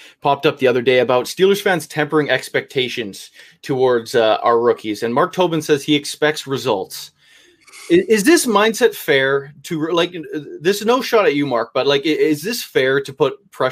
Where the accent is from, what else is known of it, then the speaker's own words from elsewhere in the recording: Canada; I'm Canadian